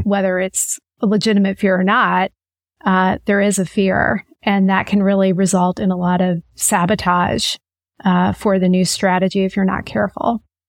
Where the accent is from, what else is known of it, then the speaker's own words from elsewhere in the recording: Manhattan, Kansas, United States; also born or lived in Lawrence, Kansas; So I grew up in Kansas, actually in a small town called Manhattan, Kansas.